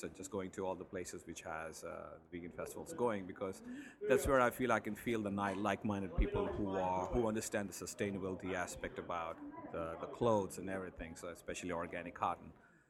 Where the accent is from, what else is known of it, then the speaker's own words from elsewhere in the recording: New Jersey, United States; I'm from New Jersey.